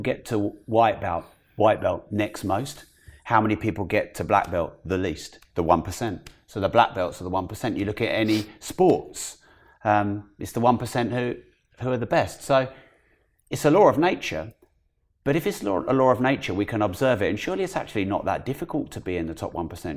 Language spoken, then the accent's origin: English; United Kingdom; as a Brit